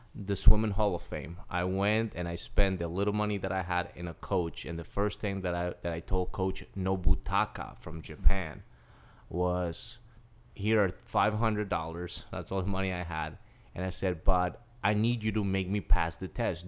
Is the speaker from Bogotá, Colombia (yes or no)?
no; Cali, Valle del Cauca, Colombia; moved away as an adult; now in United States; Okay, so I'm originally from Cali, Colombia. Uh, I was born on April first, nineteen eighty